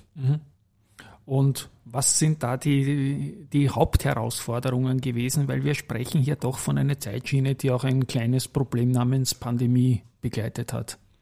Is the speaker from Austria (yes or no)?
yes; Vienna, Austria; Bei uns in Wien